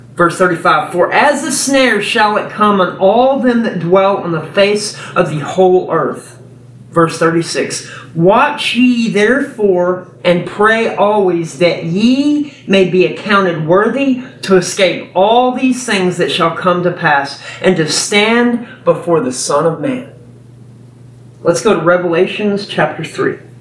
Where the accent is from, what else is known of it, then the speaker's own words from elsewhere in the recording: Texas, United States; I'm a Texan